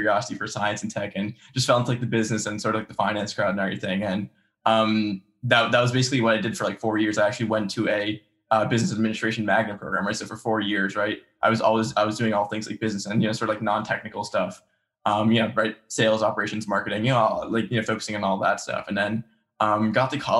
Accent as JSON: {"language": "English", "region": "New Jersey", "country": "United States", "tie": "born or raised there", "said": "grew up, I've lived my entire life in Central Jersey"}